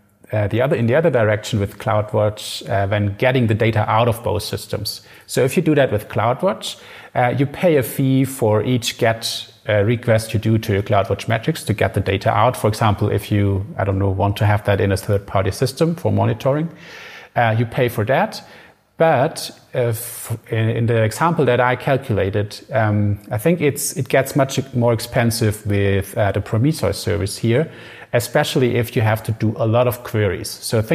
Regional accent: Germany; so we are from Germany, and AMG in Germany is fast cars, basically.

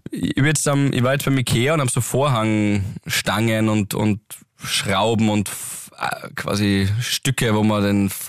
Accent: Graz, Styria, Austria; Wir sind ja Grazer Burm.

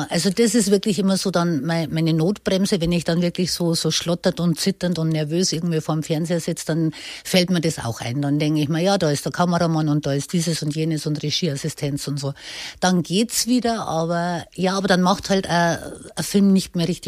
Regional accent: Bavaria, Germany; Bayern ist für mich mein Traumland, meine Heimat.

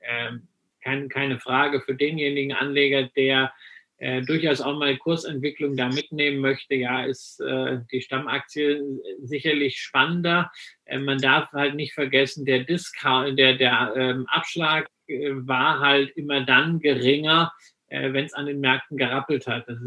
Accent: West Germany, Germany; weil ich bin ja im Westen groß geworden, ja, wir hatten ja nichts

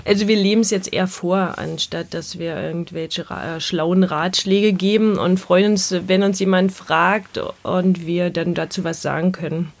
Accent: Berlin, Germany; Wir kommen ja aus Berlin

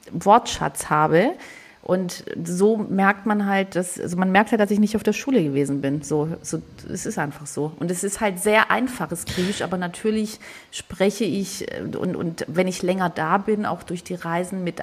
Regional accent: Southern Germany, Germany; now in Hamburg, Germany; Äh, also ich bin es ja nicht, weil ich bin in Süddeutschland groß geworden. Und jeder hier in Hamburg hört es sofort oder die meisten, obwohl ich schon seit 20 Jahren hier bin.

